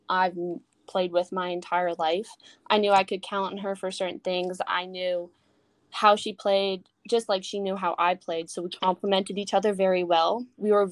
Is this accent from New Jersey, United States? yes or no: yes; Trenton, New Jersey, United States; now in Allentown, United States; I was born in Trenton, New Jersey, which is fun because now I live in Allentown, New Jersey.